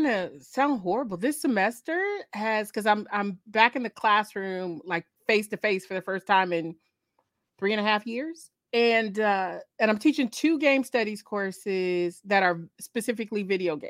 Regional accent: Michigan, United States; I'm from Michigan

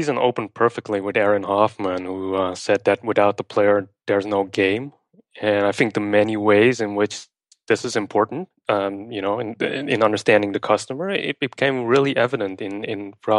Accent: Amsterdam, North Holland, Netherlands; And I'm from Amsterdam, the Netherlands, where I still live today.

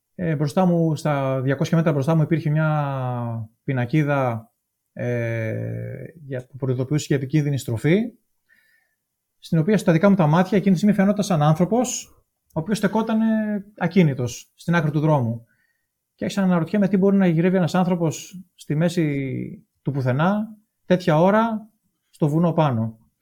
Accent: Thessaloniki, Central Macedonia, Greece; moved away as an adult; Γεννήθηκα το 1975 στη Θεσσαλονίκη και μεγάλωσα εκεί στη Θεσσαλονίκη

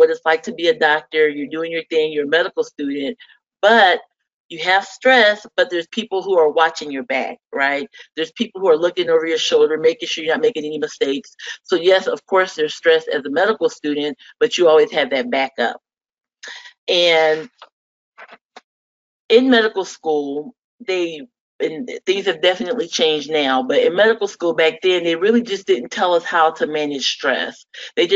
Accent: Fort Wayne, Indiana, United States; I'm actually originally from the Midwest, Fort Wayne, Indiana

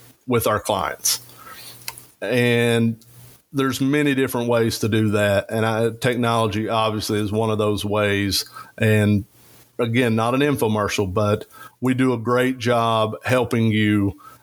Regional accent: Eastern Kentucky, United States; I'm from Eastern Kentucky

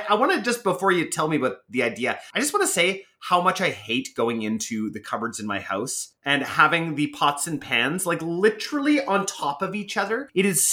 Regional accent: Canada; other Canadians

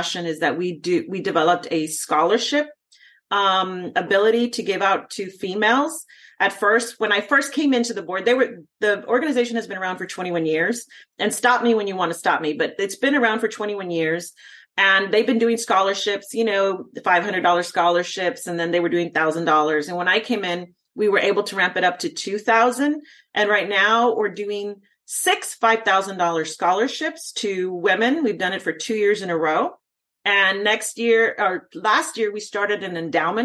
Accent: Texas, United States; I'm from Texas

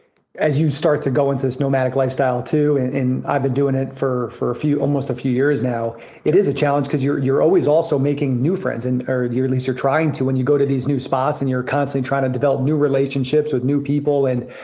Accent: New York, United States; moved away as an adult; also born or lived in Boston; I went to college in Boston. I grew up in New York

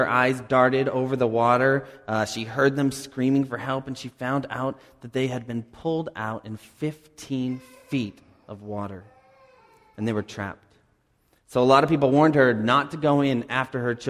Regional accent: Cape Cod, Massachusetts, United States; moved away as an adult; also born or lived in Dallas; I grew up on Cape Cod

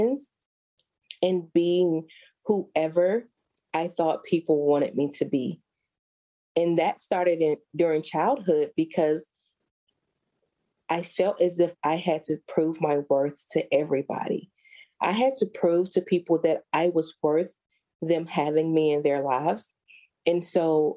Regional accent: Alabama, United States; I was born and raised in Alabama

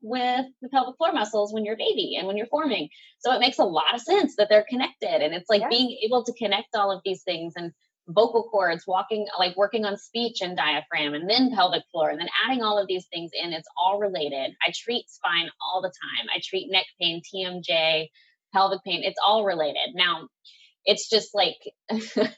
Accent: Tennessee, United States; I'm from Tennessee

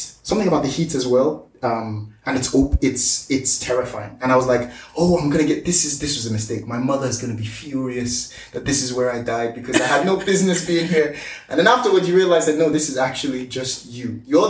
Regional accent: United Kingdom; So I grew up in a council flat in the UK.

